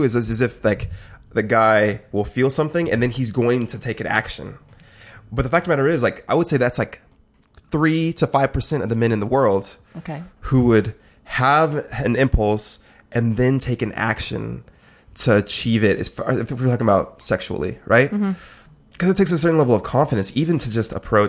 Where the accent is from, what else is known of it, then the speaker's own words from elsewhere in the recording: California, United States; I'm a California kid, all like born and raised, all up and down the coast.